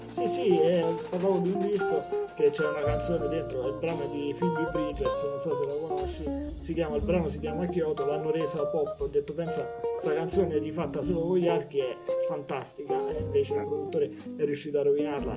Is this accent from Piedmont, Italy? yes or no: no; Anzio, Lazio, Italy; io sono di Anzio